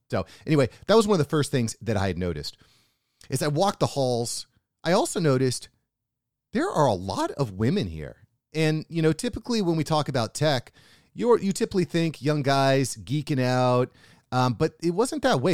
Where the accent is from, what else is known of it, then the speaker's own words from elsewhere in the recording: United States; as an American who lives what I would consider a pretty nice life